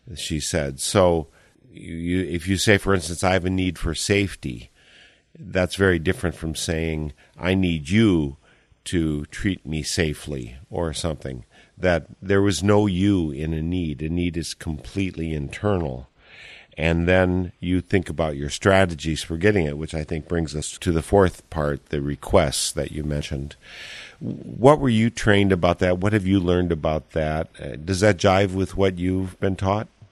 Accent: Eau Claire, Wisconsin, United States; Eau Claire, my hometown

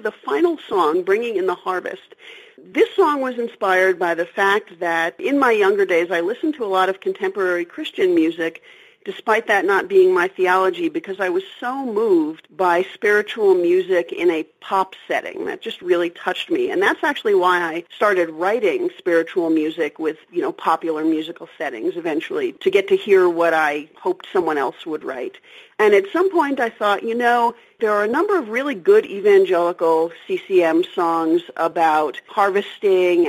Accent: New York City, New York, United States; I grew up in New York City and I'm totally an urban girl

